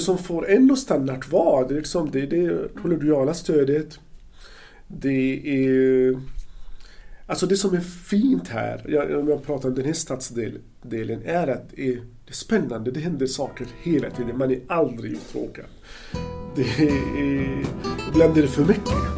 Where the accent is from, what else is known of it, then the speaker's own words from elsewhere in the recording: Gaza Strip, Palestine; Swedish is a second language; moved away as an adult; also born or lived in Ludvika, Sweden; now in Gothenburg, Sweden; jag kommer eh, från Palestina, född och uppvuxen i Gazaremsan